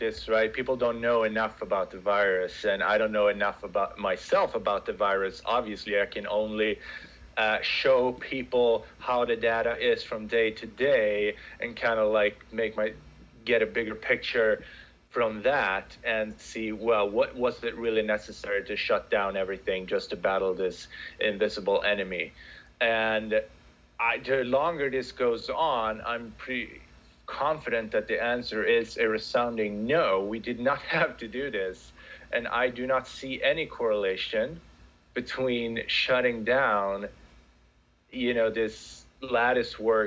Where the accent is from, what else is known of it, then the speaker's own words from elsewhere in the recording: Sweden; moved away as an adult; also born or lived in United States; now in Central Florida, United States; I am originally from Sweden. I've been living in the U.S. for the past decade, a little bit more over a decade now.